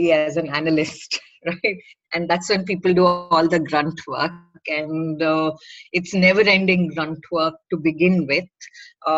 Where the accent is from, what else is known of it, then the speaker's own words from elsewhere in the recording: Bangalore, Karnataka, India; I'm from Bangalore